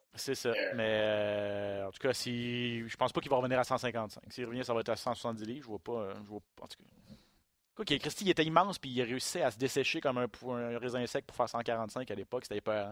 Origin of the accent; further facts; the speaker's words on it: Quebec, Canada; chez nous au Québec